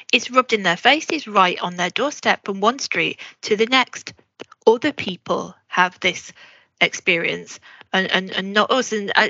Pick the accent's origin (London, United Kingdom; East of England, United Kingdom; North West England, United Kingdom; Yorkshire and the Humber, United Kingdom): North West England, United Kingdom; Salford; when I was growing up in Salford